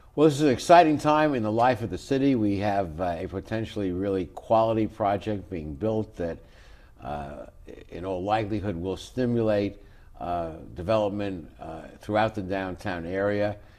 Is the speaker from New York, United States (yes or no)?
yes; New York City, New York, United States; growing up in New York City as a kid